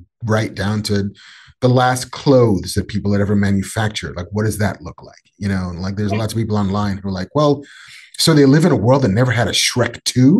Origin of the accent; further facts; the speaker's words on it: New York City, New York, United States; I'm a New Yorker